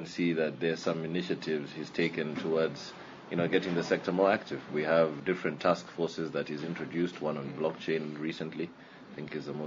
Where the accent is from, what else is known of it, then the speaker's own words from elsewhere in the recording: Kenya; a student at Carnegie Mellon from Kenya.